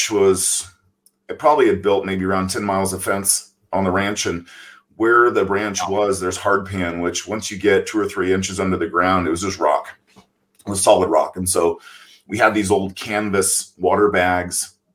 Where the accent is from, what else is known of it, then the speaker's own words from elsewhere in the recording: Oakdale, California, United States; I was born in Oakdale, California, on a cattle ranch.